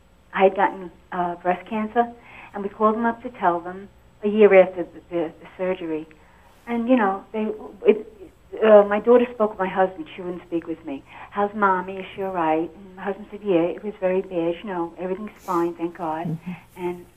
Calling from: Florida, United States

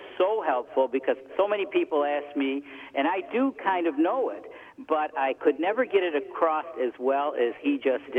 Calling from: Rochester, New York, United States; I'm calling from upstate New York in the Rochester Diocese.

